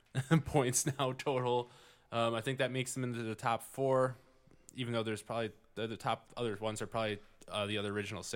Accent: Michigan, United States; Well, growing up in Michigan, that makes sense.

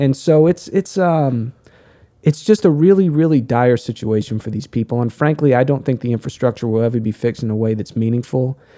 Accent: United States; as an American

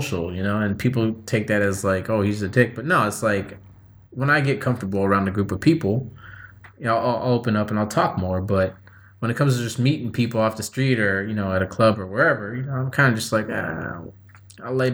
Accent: San Diego, California, United States; I'm from California. I was born and raised in San Diego

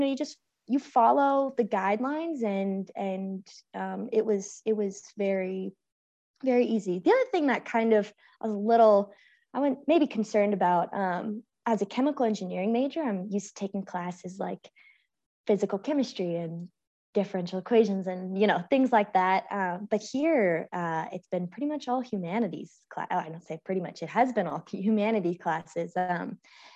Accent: San Francisco, California, United States; I'm from San Francisco.

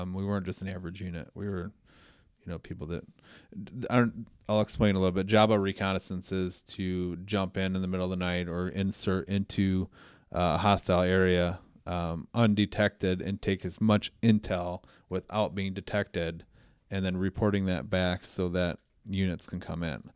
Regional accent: Belvidere, Illinois, United States; I was born and raised in Belvedere.

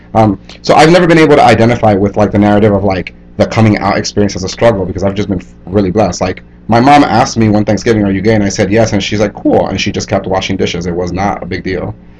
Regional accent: Hialeah, Florida, United States; moved away as an adult; also born or lived in New York / Santo Domingo, Dominican Republic; growing up in Miami, specifically Hialeah, Florida, which is a predominantly Cuban American community

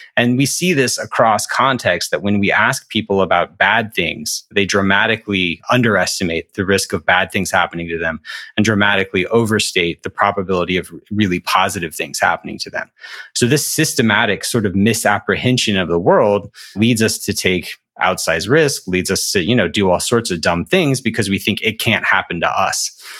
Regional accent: Alabama, United States; I'm from Alabama

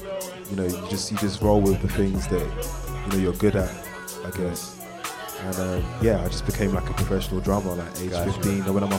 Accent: London, United Kingdom; from London, England, if you didn't guess from the accent.

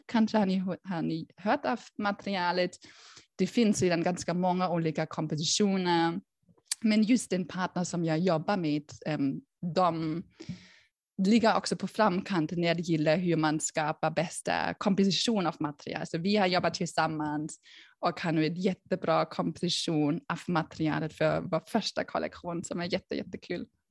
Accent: Berlin, Germany; Swedish is a second language; moved away as an adult; also born or lived in United States; now in Sweden; jag är ursprungligen faktiskt från Tyskland, från Berlin, kanske hör ni det

